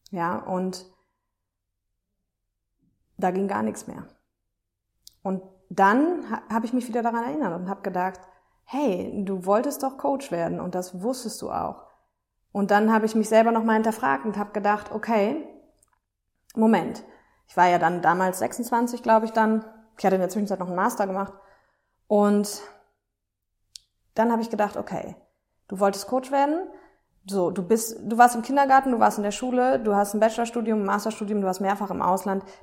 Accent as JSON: {"language": "German", "town": "Aachen", "region": "North Rhine-Westphalia", "country": "Germany", "said": "Damals habe ich in Düsseldorf gearbeitet, also ich komme aus Aachen übrigens."}